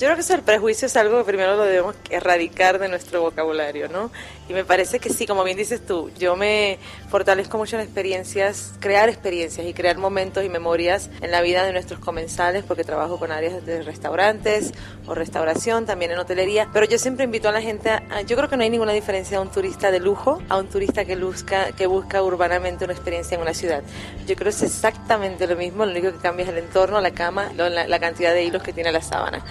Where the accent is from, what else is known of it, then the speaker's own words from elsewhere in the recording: Puerto Rico; now in Mexico; Me sigo llamando la niña de la isla porque sabes que soy de Puerto Rico colonizando México